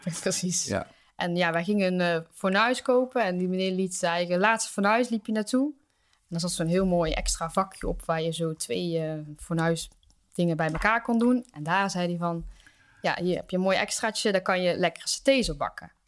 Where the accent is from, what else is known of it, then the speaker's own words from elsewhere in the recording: Geldrop, North Brabant, Netherlands; ik kom uit Gelderop, een dorpje in de buurt van Eindhoven